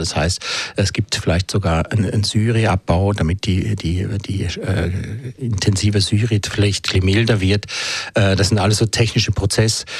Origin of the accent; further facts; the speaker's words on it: Switzerland; bei uns in der Schweiz